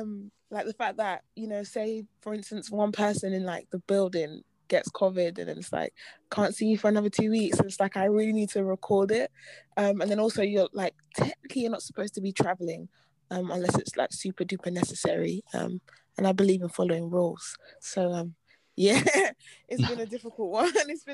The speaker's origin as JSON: {"language": "English", "country": "Nigeria", "said": "Yeah, I'm Nigerian. Yeah."}